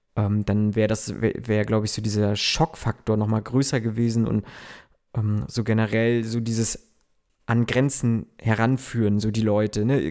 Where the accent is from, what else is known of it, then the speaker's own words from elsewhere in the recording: Germany; so wie ich, äh, aus so kleinen ländlichen Regionen kommt